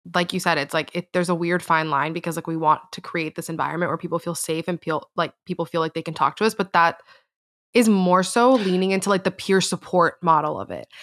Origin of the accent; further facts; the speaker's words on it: Miami, Florida, United States; I grew up in Miami, Florida